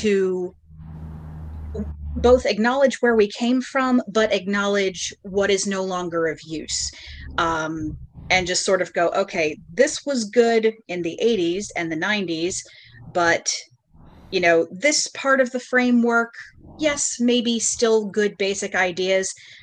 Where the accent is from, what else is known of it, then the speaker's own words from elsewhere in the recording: Bucks County, Pennsylvania, United States; I grew up in the wilds of Bucks County in Pennsylvania.